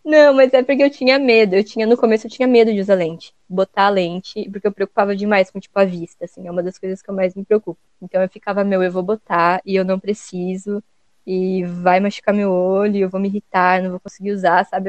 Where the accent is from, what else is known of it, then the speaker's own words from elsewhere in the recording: Joinville, Santa Catarina, Brazil; aqui, onde a gente mora, a gente, a gente é de Joinville, aqui de Santa Catarina